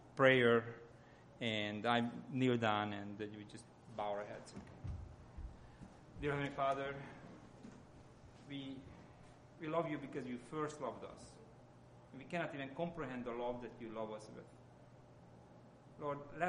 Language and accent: English; Hungary; accent: Hungarian; English is a second language; moved away; my accent comes from Hungary